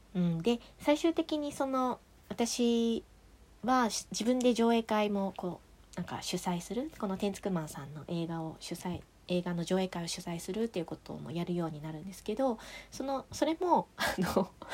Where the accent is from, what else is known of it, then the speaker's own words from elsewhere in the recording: a village neighbouring Rokkasho, Aomori, Japan; moved away; 六ヶ所村うちの地元だしみたいなああの地元っていうか隣隣近隣の村の出身なんですね